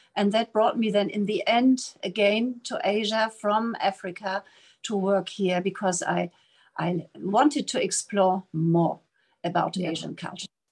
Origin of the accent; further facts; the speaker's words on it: Germany; moved away as an adult; also born or lived in Namibia; now in Taipei, Taiwan; I'm coming from Germany and I'm here in Taipei